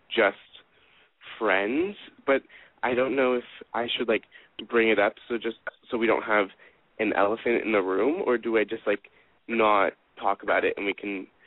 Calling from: Los Angeles, California, United States; I'm 17 from LA.

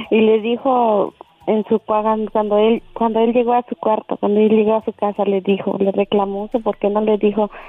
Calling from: Ciudad Guzmán, Jalisco, Mexico; En Ciudad Guzmán, Jalisco.

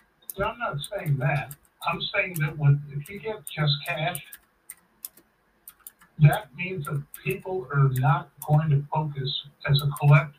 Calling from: St. Louis, Missouri, United States

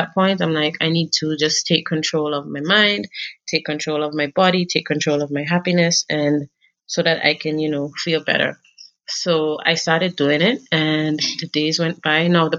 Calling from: Kenya; Okay, so I'm joining you from Kenya right now.

